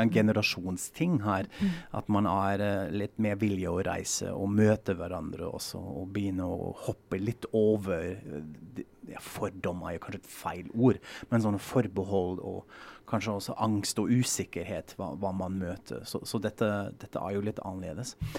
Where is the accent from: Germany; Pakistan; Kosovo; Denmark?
Germany; moved away; vi er en klasse fra Tyskland